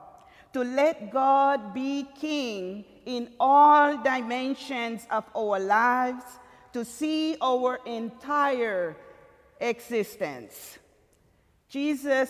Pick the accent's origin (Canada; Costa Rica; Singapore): Costa Rica; Limón; moved away; I'm from Costa Rica, and Puerto Limon, one of the province of the seven, that is. But Limon, where I were born and grew up with my parents, is a very small little town, very country.